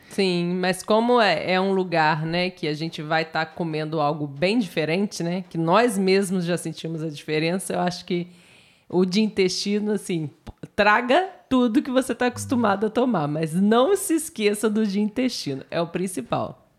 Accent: Brazil; also born or lived in Southeast Brazil; Nós que somos brasileiros

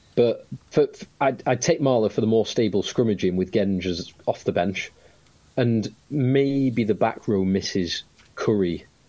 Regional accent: England, United Kingdom; as an Englishman

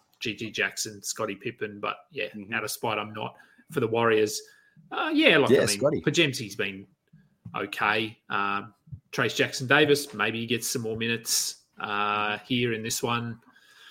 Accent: Australia; We're Australian

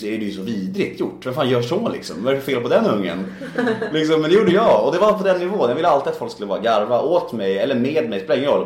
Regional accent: Värmdö, Stockholm County, Sweden; Jag växte upp på Värmdö

